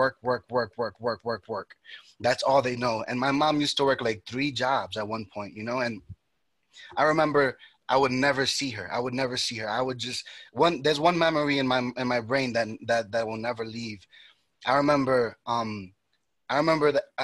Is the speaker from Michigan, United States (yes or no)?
no; New York, United States; also born or lived in Dominican Republic; I was born and raised in New York